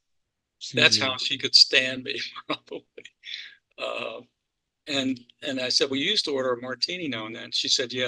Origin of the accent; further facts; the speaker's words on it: Baltimore, Maryland, United States; I grew up in Baltimore and Maryland